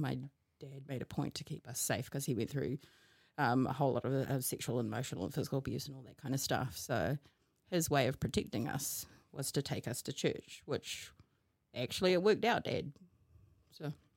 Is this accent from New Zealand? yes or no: yes; Hamilton, Waikato, New Zealand; also born or lived in Wellington; I come from Hamilton because this is where most of my life was lived, even though, uh, I was born in Wellington